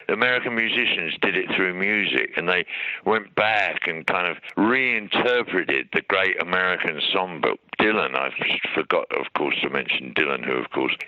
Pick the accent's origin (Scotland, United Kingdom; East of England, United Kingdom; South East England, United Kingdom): East of England, United Kingdom; Hatfield; moved away as an adult; now in Australia; I was born in Hatfield House, where Queen Elizabeth I found that she was going to be the Queen of England